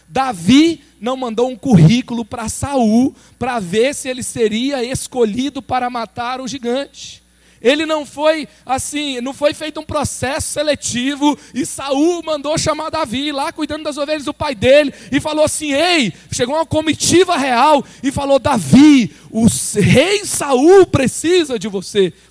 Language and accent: Portuguese; Goiânia, Goiás, Brazil; eu vim de Goiânia, eu tenho um chamado para a juventude